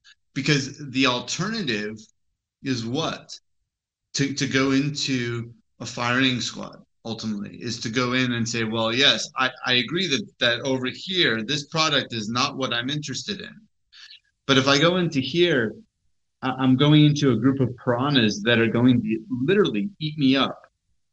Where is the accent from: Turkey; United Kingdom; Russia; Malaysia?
Turkey; I'm the Hippie from Turkey.